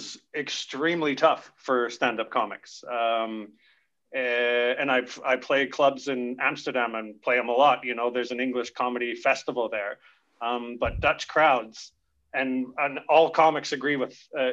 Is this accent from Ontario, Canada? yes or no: no; Camrose, Alberta, Canada; also born or lived in south of France; now in Caux, France; I'm introduced from Alberta.